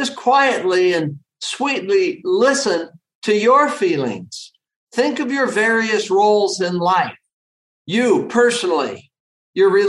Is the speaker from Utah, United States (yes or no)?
yes; Salt Lake City, Utah, United States; in my home state in Salt Lake City, Utah